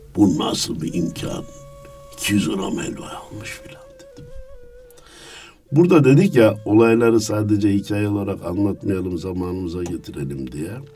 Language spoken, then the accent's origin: Turkish; Kayseri Province, Turkey; Kayseri'nin Erket nahiyesinde 1950'de dünyaya gelmişim. Herkes gibi ilkokulu kendi nahiyemde okudum.